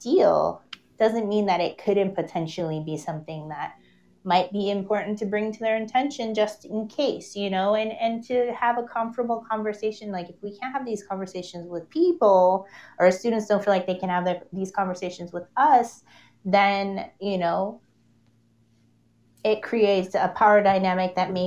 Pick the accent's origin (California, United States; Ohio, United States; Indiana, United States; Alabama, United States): California, United States; Los Angeles; I lived in San Fernando Valley my whole life